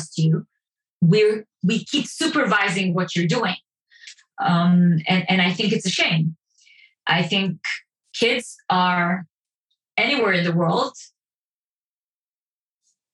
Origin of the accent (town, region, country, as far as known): Israel